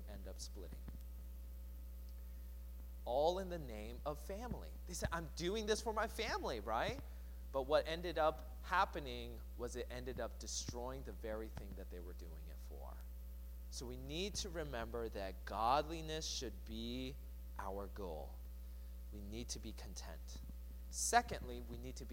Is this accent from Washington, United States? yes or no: yes; Seattle, Washington, United States; I grew up in the Seattle area, and so there was a mall kind of close to where I lived